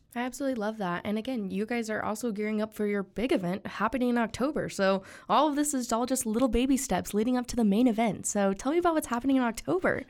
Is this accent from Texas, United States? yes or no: yes; Texas, United States; born or raised there; also born or lived in Germany